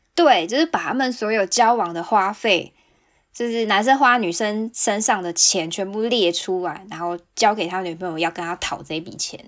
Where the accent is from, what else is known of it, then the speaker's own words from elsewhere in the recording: Kaohsiung, Taiwan; now in Hokkaido, Japan; 身为高雄人